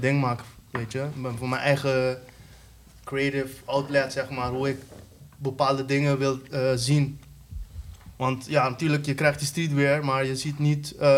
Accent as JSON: {"language": "Dutch", "country": "Curaçao", "moved": "yes", "lives_now": "Netherlands", "said": "dat was toen ik nog op Curaçao woonde"}